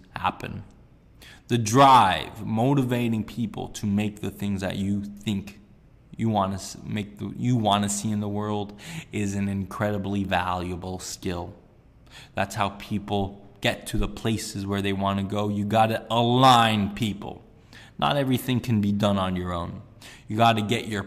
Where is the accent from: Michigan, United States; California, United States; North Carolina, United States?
California, United States; Sunnyvale; growing up in Sunnyvale